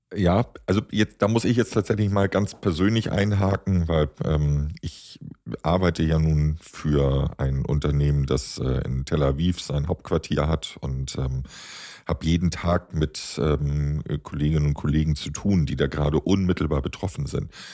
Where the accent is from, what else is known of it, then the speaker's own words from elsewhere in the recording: Hamburg, Germany; ich komme aus Hamburg, Hamburger Kaufmannsfamilie